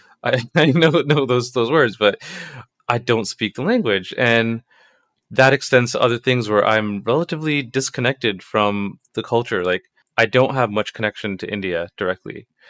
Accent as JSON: {"language": "English", "town": "Toronto", "region": "Ontario", "country": "Canada", "tie": "born or raised there", "said": "I was born here"}